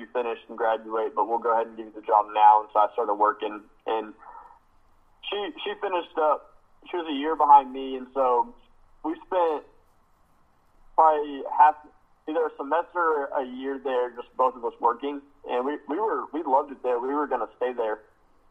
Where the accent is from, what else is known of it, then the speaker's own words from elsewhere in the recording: Abilene, Texas, United States; also born or lived in College Station; I'm from Abilene